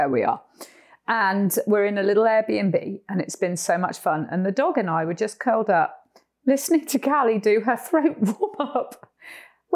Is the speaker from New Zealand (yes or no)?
no; Cornwall, South West England, United Kingdom; moved away as an adult; now in Costa Rica; Where I'm from in Cornwall